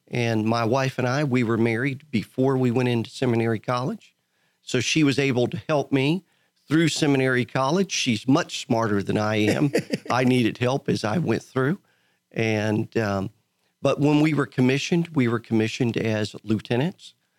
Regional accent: Tampa, Florida, United States; moved away as an adult; also born or lived in Texas / Sebring, Florida; now in Montgomery County, Texas, United States; born and raised in Tampa, Florida

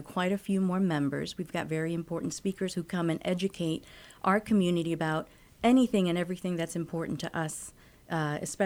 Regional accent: Miami, Florida, United States; moved away as an adult; also born or lived in Managua, Nicaragua / New York City / Budapest, Hungary; now in Texas, United States; So we made our way to Miami. And I was raised in Miami

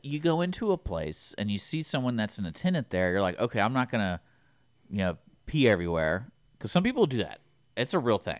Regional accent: Houston, Texas, United States; growing up in Houston

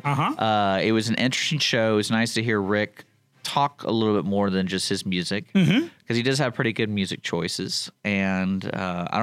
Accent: Texas, United States; growing up in Texas

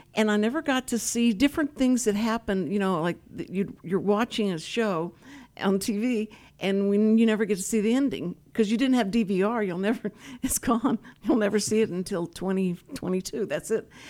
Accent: Willis, Texas, United States; I'm from Willis

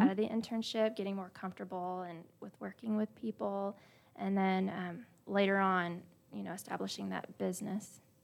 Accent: Splendora, Texas, United States; I grew up in Splendora, but I went to Cleveland High School

